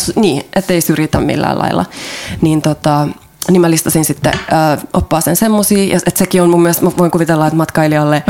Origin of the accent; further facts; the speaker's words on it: Finland; moved away as an adult; also born or lived in Ireland; now in Germany; mä oon Suomesta